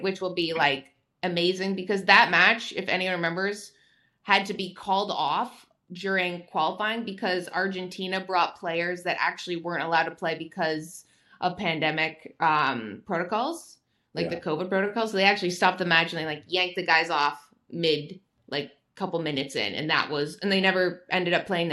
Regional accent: Canada; I'm Canadian.

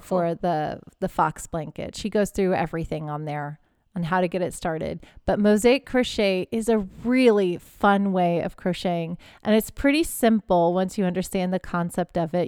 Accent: Houston, Texas, United States; I grew up in Houston. I'm used to hurricanes and I know how they go

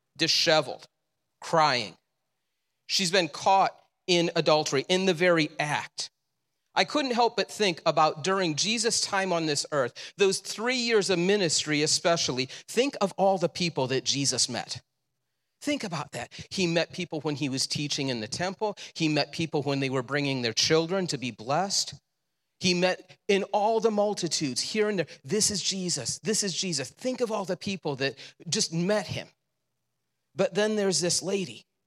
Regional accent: Le Roy, United States; I grew up in Leroy.

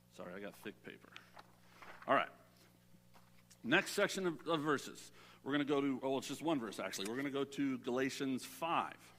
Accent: Southern California, United States; I'm a city boy. I grew up in Southern California.

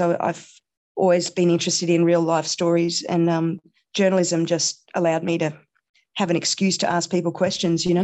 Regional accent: Canberra, Australian Capital Territory, Australia; also born or lived in India / Sydney; nine years, um, and then we moved to Australia after that, and I moved to Canberra. So, I see Canberra, I suppose, as my hometown

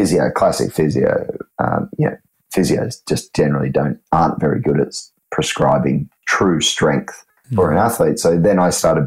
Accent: Australia; now in Sydney, Australia; me being an Aussie

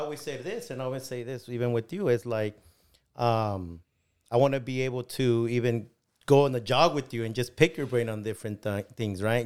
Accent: León, Guanajuato, Mexico; now in Bakersfield, United States; I was born in León, Guanajuato

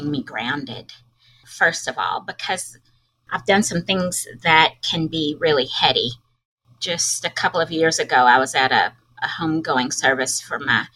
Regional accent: Arkansas, United States; accent: Southern drawl; also born or lived in St. Louis, Missouri / Los Angeles, California; she brought 5 kids back to Arkansas, where both of my parents are from, and hence my Southern drawl

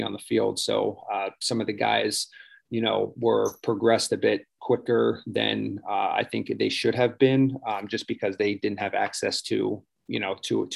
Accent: Pittsburgh, Pennsylvania, United States; moved away as an adult; also born or lived in Houston; now in Port St. Lucie, United States; I grew up around Pittsburgh

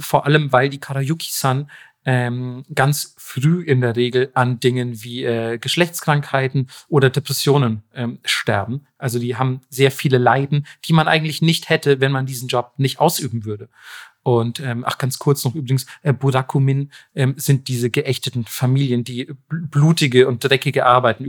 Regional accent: Germany; nicht als Deutscher

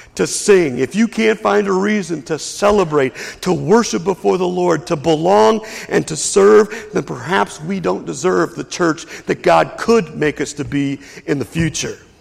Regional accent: Lexington, Kentucky, United States; also born or lived in Whitesburg, Kentucky; I grew up in Lexington, Kentucky

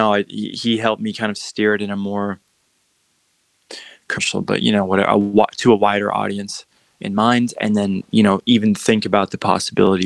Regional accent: Utah, United States; moved away as an adult; now in Los Angeles, United States; I'm from Utah. I just moved to LA, 4 years

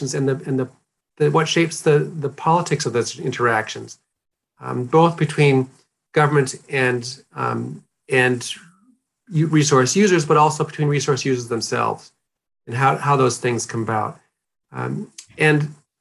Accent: North Dakota, United States; moved away as an adult; now in New Zealand; I grew up in a small rural community in North Dakota in a farming family

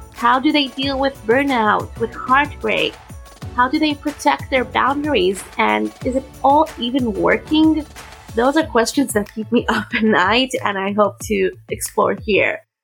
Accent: Israel; accent: more reminiscent of like American English; also born or lived in United States; I grew up in Israel speaking mostly Hebrew, and most of my English is from reading

